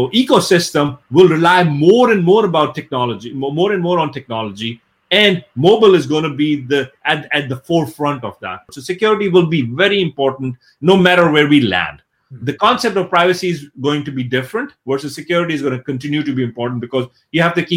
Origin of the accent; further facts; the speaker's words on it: Pakistan; I come from Pakistan, so I was born and brought up in Pakistan